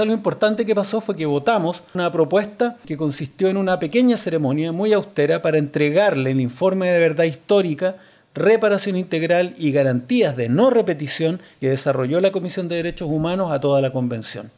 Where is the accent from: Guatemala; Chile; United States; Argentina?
Chile; somos los chilenos